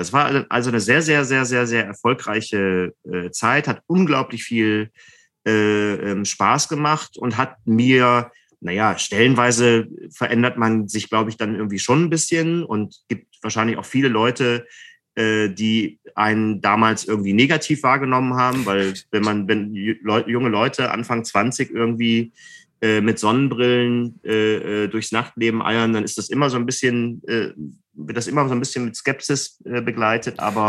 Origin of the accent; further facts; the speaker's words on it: Mülheim an der Ruhr, North Rhine-Westphalia, Germany; now in Berlin, Germany; in Mühlheim an der Ruhr in meiner Heimatstadt